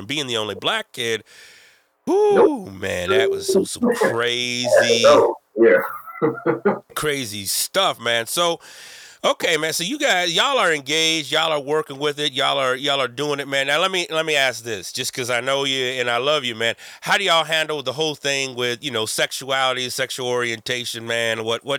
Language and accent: English; Texas, United States; I grew up in Texas.